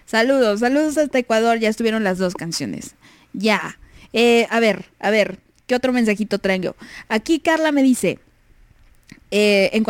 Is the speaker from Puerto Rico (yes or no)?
yes; Puerto Rico; now in United States; y pues yo soy de Puerto Rico, pero vivo en Estados Unidos.